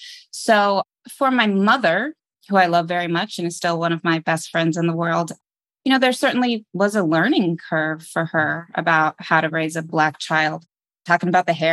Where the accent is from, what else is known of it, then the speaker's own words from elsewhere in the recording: Arizona, United States; also born or lived in Boston, Massachusetts / Brooklyn, New York; And they met and I was born in Boston, where they're both pursuing college degrees. Around the time I was four, they split and they both relocated. So I grew up primarily between a small town, a tiny desert town in Arizona with my mother and in Brooklyn, New York with my father.